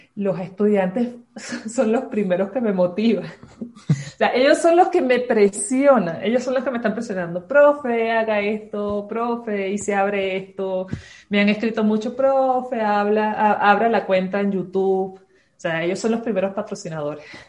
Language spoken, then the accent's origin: Spanish; Caracas, Capital District, Venezuela; moved away as an adult; also born or lived in Ciudad Bolívar, Venezuela; now in Ibarra, Ecuador; De Venezuela. Eh, viví toda mi vida en Caracas, pero soy de Ciudad Bolívar, más al sur. Nací allí.